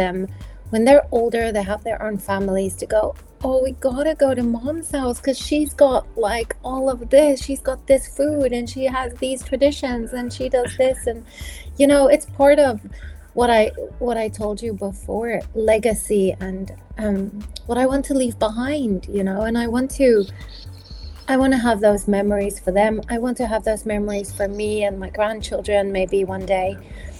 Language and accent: English; South Africa; moved away; I grew up in South Africa